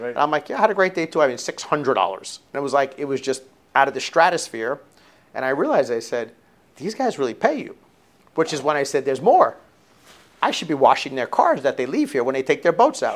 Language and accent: English; South Florida, United States; growing up in South Florida was really great